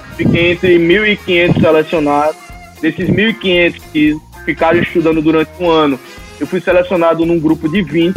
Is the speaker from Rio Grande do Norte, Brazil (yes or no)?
yes; Natal, Rio Grande do Norte, Brazil; eu sou de Natal, estudei minha vida toda em Natal, minha faculdade foi em Natal